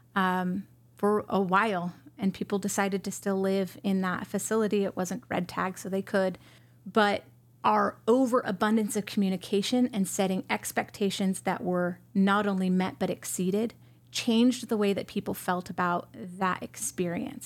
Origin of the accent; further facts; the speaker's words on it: San Jose, California, United States; moved away as an adult; also born or lived in Bay Area, California / Arizona; I was born in San Jose, California